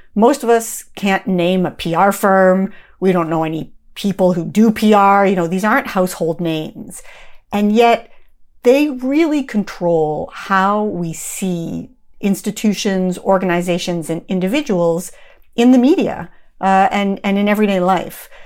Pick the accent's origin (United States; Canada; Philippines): Canada; moved away; I'm from Canada originally